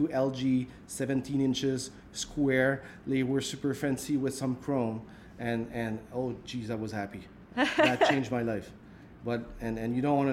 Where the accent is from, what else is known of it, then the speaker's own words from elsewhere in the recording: a region far from Montreal, Quebec, Canada; now in Montreal, Canada; I'm a region guy. So I'm not coming from Montreal. I'm not coming from anywhere close to Montreal. I'm coming from a place where it's 6 months winter and it's probably minus 35 right now